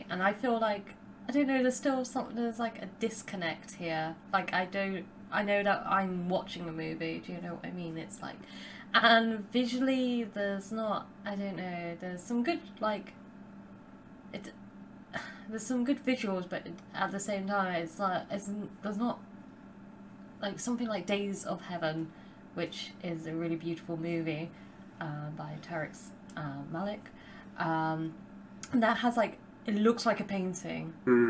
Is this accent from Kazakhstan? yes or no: no; United Kingdom; accent: British